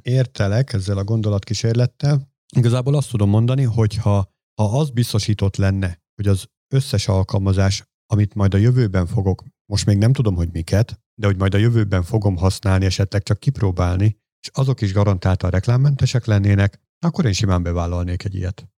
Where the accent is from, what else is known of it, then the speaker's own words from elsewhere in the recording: Hungary; én csak egy ilyen smucig magyar vagyok